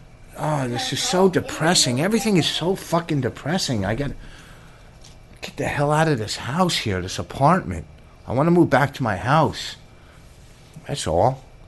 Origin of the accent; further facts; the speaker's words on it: Plainfield, United States; When I was growing up in Plainfield